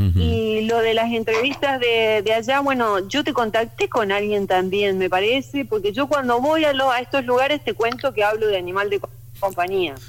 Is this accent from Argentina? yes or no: yes; Argentina; moved away; soy argentina pero viviendo afuera